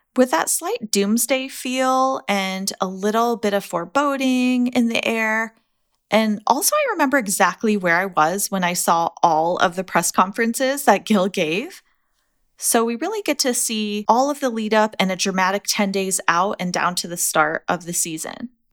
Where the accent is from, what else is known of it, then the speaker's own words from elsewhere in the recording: United States; as an American